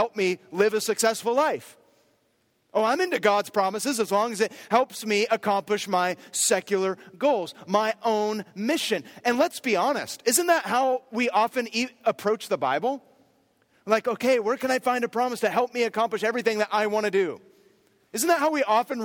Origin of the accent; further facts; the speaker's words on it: near Berkeley, California, United States; I grew up near Berkeley